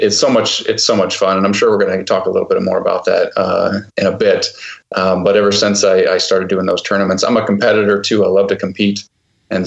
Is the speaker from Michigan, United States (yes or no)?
yes; Port Austin, Michigan, United States; I'm originally from Port Austin, Michigan, which is at the tip of the thumb, right on the lake.